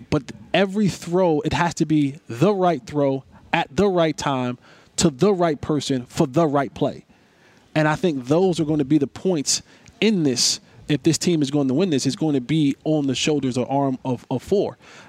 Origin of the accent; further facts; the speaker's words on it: New Jersey, United States; I'm from Jersey, and I hated playing in the cold.